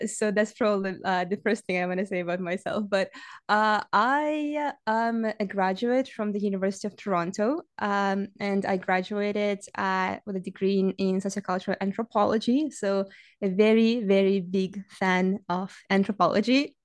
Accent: Saint Petersburg, Russia; English is a second language; moved away as an adult; now in Canada; I didn't grow up in Canada. I grew up in Russia. Uh, I, my, my hometown, my home city is, uh, Saint Petersburg

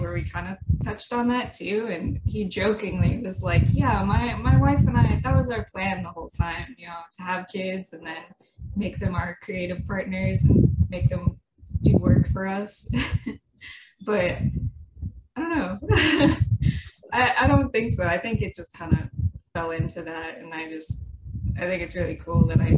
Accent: New Hampshire, United States; moved away as an adult; also born or lived in California; I grew up in New Hampshire, went to college in California

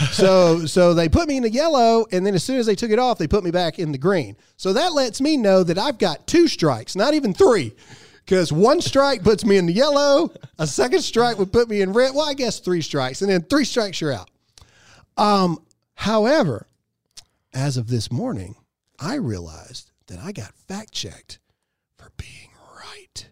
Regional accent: Mississippi, United States; I'm an idiot from Mississippi

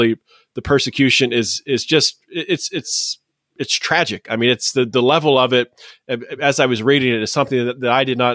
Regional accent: United States; Living and growing up in the United States

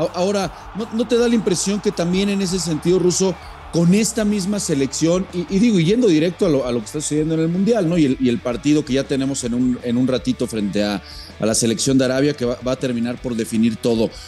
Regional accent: Mexico

